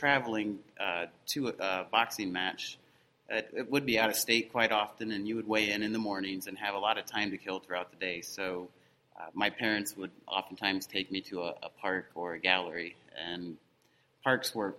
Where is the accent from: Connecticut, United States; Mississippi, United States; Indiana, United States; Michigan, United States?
Indiana, United States; Decatur; I grew up down in Decatur, living out in the country